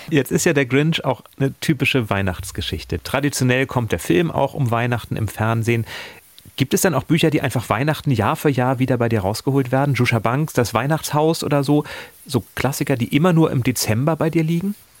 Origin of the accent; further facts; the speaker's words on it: near Stockelsdorf, Schleswig-Holstein, Germany; moved away; Fast meine alten Heimat. Da bin ich früher oft gewesen in Stockelsdorf.